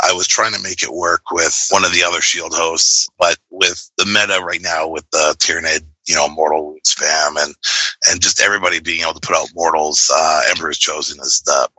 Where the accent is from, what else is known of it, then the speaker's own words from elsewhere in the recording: Vancouver, British Columbia, Canada; I'm from Vancouver, BC. Tournament was in Nanaimo. So, it's a three-hour sort of trip to get there. But, so from British Columbia, Canada.